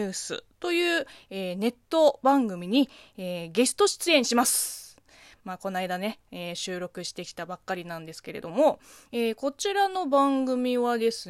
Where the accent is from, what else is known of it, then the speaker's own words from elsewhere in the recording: China; Japanese is a second language; now in Japan; 中国生まれ、中国育ちの私、